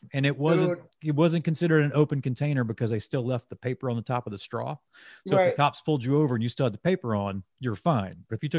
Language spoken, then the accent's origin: English; 2 hours outside of New Orleans, Mississippi, United States; moved away; I grew up 2 hours outside of New Orleans